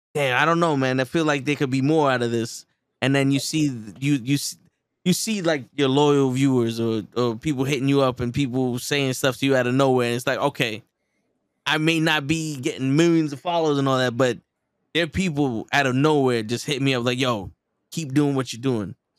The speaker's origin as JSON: {"language": "English", "town": "New York City", "region": "New York", "country": "United States", "tie": "born or raised there", "said": "growing up in the Bronx"}